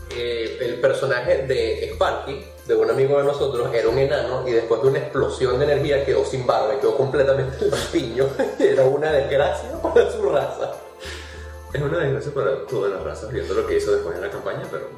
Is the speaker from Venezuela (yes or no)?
yes; Venezuela; nosotros somos venezolanos y tenemos ciertas palabras que utilizamos en nuestra jerga del día a día, como burda